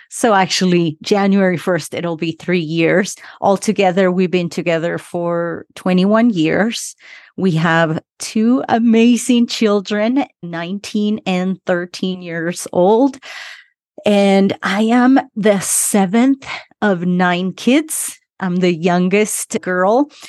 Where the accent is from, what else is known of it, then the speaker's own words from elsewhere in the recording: Utah, United States; English is a second language; also born or lived in Argentina; I am from Argentina, but grew up in Utah. I came to the US when I was 12 years old, been here 27 years. So that's where my accent is from.